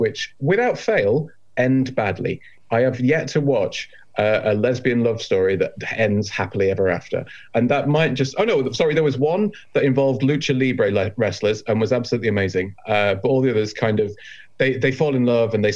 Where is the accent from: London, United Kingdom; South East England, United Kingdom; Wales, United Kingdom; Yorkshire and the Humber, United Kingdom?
Yorkshire and the Humber, United Kingdom; I'm from Yorkshire